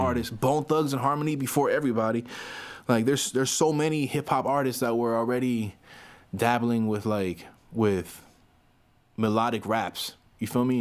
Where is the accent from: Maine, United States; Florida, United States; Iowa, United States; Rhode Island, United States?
Florida, United States; Miami; I'm not from New York. I'm from Florida. I'm from Miami, Florida.